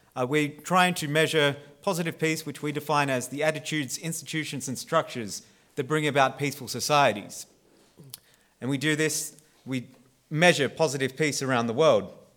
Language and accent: English; Australia; I am Australian